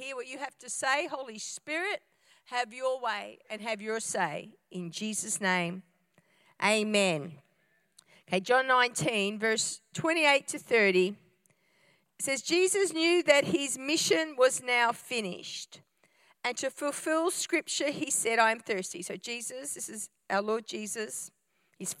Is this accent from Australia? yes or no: yes; Australia; I'm an Aussie-Italian hybrid